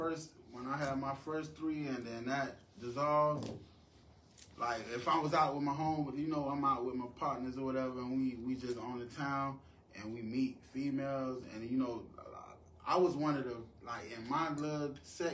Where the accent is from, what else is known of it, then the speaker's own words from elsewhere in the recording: Miami, Florida, United States; moved away; I'm originally from Miami